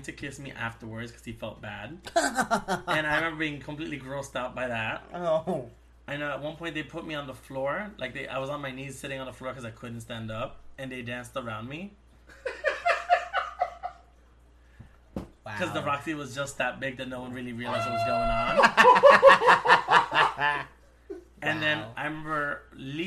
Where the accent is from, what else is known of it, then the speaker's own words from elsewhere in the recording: New York, United States; I'm from New York